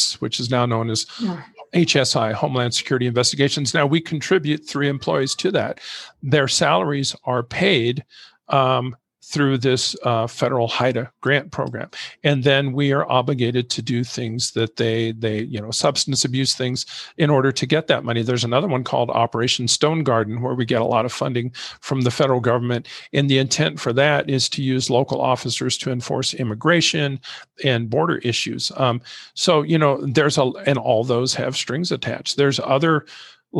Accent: Santa Cruz County, Arizona, United States; Santa Cruz County.

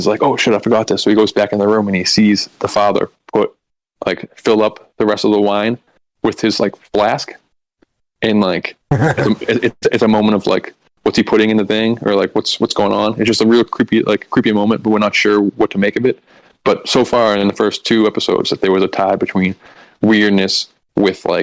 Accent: Boston, Massachusetts, United States; we all grew up Catholic. I'm from Boston. We just all grew up Catholic

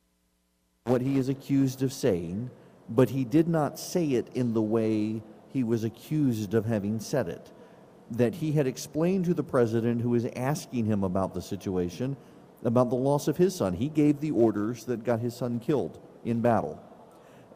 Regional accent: United States; also born or lived in Macon, Georgia; I'm an American

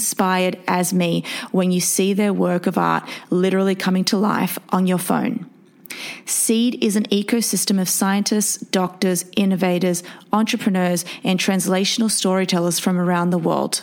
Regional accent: Australia; now in New York City, United States; medical neuroscientist from Australia living in New York City

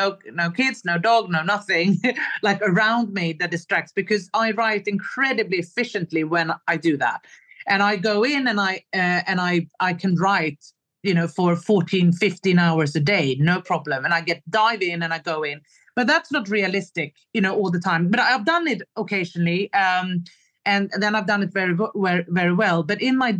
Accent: Stockholm, Stockholm County, Sweden; moved away as an adult; now in Stockholm, Sweden; a big move back to my home country, to Stockholm, Sweden

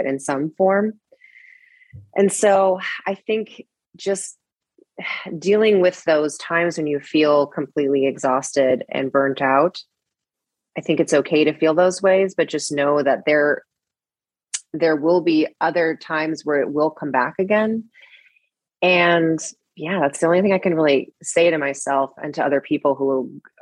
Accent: Seattle, Washington, United States; now in Los Angeles, United States; Growing up in Seattle, I was a total indoor kid

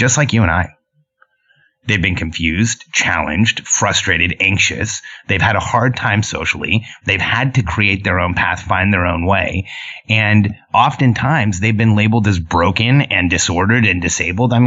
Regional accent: Southern California, United States; English is a second language; also born or lived in Mexico City, Mexico; I grew up in Mexico City and then Southern California

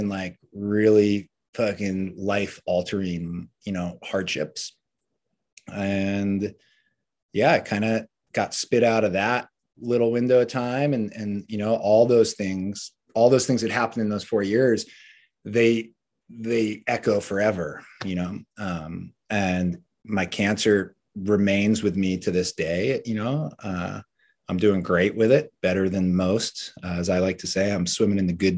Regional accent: Cape Cod, Massachusetts, United States; moved away as an adult; also born or lived in US West Coast; I grew up on Cape Cod, moved out west chasing surf dreams during the great El Nino winter of 97, 98.

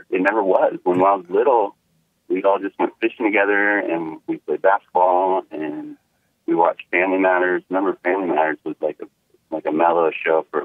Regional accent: U.S. Virgin Islands; Oh, you'll love this part. I'm from the Virgin Islands, and it's all black cops, all black judge, all black everything.

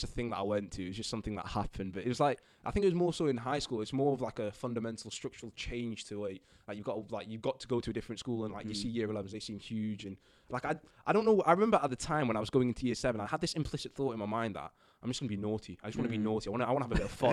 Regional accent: Stalybridge, North West England, United Kingdom; moved away as an adult; grew up in Manchester, a little town called Stalybridge in Manchester

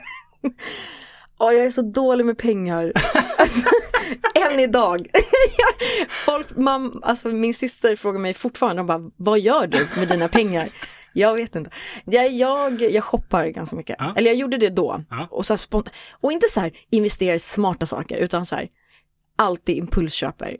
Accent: Stockholm, Stockholm County, Sweden; also born or lived in Costa Rica; jag växte upp i Råcksta

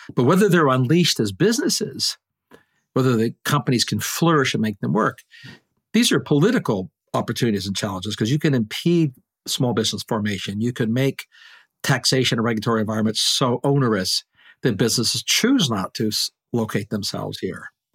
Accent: Canada; now in Maine, United States; And I am a Canadian.

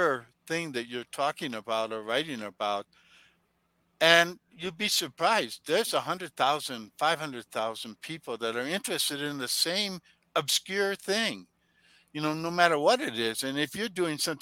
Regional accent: Taos and Santa Fe, New Mexico, United States; my home town, Taos and Santa Fe

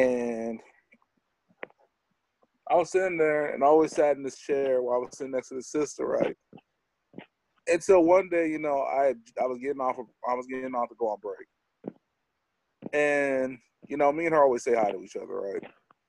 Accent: United States; people who in America, we don't actually know where we came from.

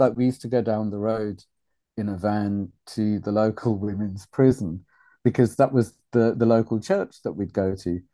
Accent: Wales, United Kingdom; also born or lived in Uganda; town I was brought up in in Wales after refugee camp

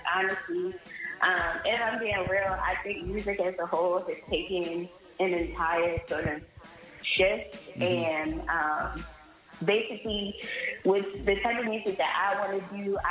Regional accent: Baltimore, Maryland, United States; I'm from Baltimore, Maryland

